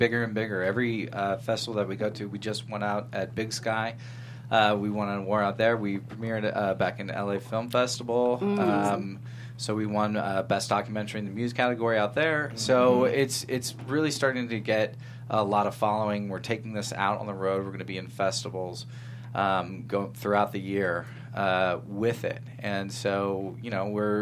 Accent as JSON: {"language": "English", "region": "Northern California", "country": "United States", "tie": "born or raised there", "said": "I grew up in Northern California"}